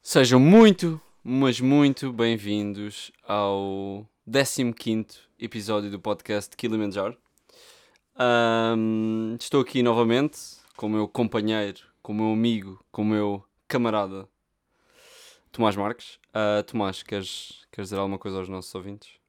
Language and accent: Portuguese; Portugal; Nós somos portugueses